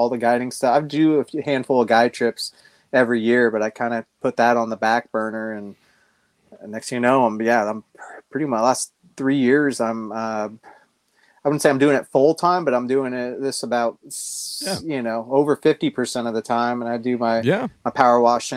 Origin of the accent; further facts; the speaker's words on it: California, United States; moved away as an adult; now in Tennessee, United States; I grew up in California. I moved to Tennessee about 10 years ago